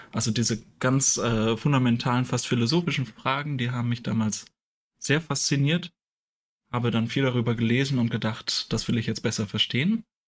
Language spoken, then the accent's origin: German; a small village near Hamelin, Lower Saxony, Germany; moved away as an adult; also born or lived in Münster; ich komme ursprünglich aus einem kleinen Dorf in der Nähe von Hameln